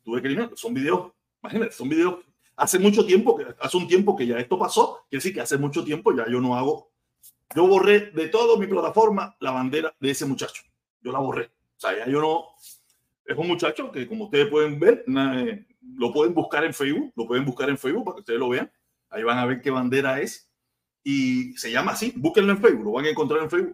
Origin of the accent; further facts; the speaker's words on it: Cuba; yo me considero un tipo cubano, un cubanazo, un tipo que, tiene su forma de pensar, pero cubano ante todo